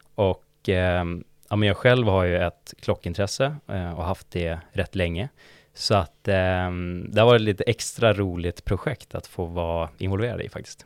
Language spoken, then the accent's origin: Swedish; Umeå, Västerbotten County, Sweden; moved away as an adult; now in Stockholm, Sweden; Jag, jag är från Umeå ursprungligen, eh, bott i Stockholm i sju år ungefär.